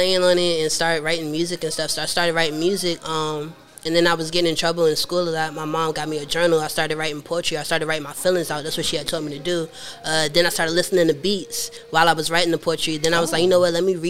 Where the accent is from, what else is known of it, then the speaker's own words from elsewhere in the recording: Clinton, Maryland, United States; I'm from Maryland, Clinton, Maryland.